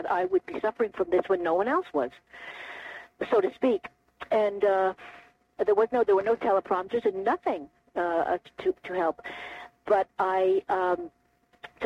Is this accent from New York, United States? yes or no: yes; Brooklyn, New York, United States; now in Baltimore, United States; I grew up in Brooklyn